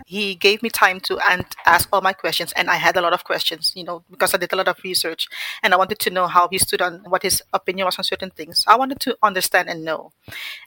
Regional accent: Suriname; first language Dutch; English is a second language; also born or lived in Sint Maarten; now in United States; I am originally from Suriname in South America, so I speak Dutch. That's my first language.

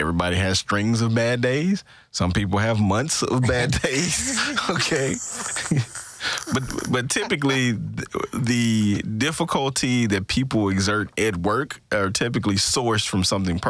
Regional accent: Greenville, Mississippi, United States; Well, you know, I was born and raised in Greenville, Mississippi.

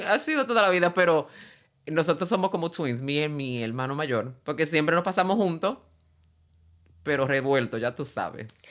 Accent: San Juan, Puerto Rico; yo me crié en Puerto Rico

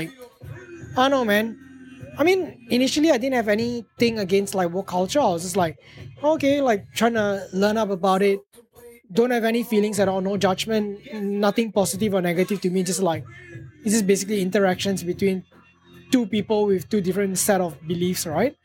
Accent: Malaysia; first language English; moved away

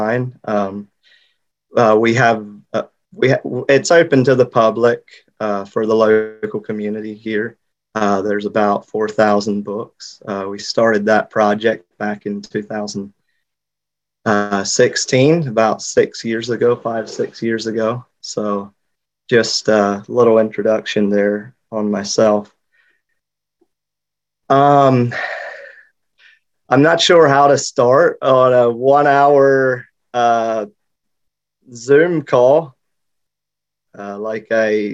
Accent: Lancaster County, Pennsylvania, United States; also born or lived in Haiti; I'm from Lancaster County

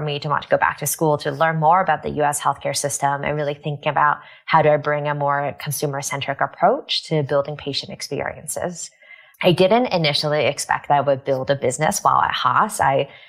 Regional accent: Vancouver, British Columbia, Canada; moved away as an adult; also born or lived in Taiwan / Kingston, Ontario / Toronto, Canada / New York, United States; now in United States; grew up in Vancouver, British Columbia.

